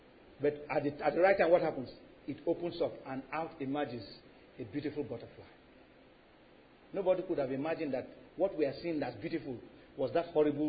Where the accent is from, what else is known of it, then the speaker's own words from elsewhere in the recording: Lagos, Nigeria; When I was growing up in Lagos, we lived in a compound where there were so many, these caterpillars had thorns.